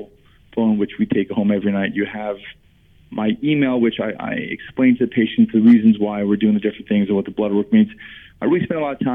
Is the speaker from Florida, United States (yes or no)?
yes; South Florida, United States; moved away as an adult; I'm from South Florida